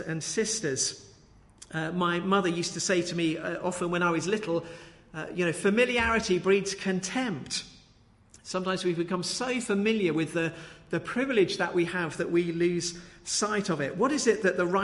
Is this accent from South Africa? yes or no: no; Brighton, South East England, United Kingdom; When I was a child, I grew up just outside Brighton in Wooding Dean